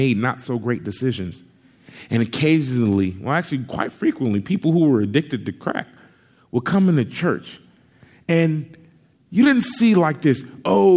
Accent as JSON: {"language": "English", "town": "Compton", "region": "California", "country": "United States", "tie": "born or raised there", "said": "I grew up in Compton, California for the first 11 years of my life"}